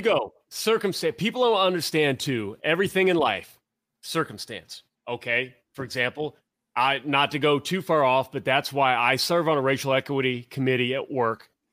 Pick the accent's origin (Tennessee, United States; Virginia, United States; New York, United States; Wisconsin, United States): Tennessee, United States; moved away; also born or lived in Central Ohio; I grew up in Tennessee